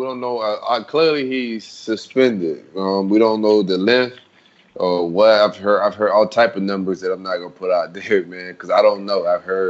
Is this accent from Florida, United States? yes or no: yes; Florida, United States; I'm a Floridian. Born and raised.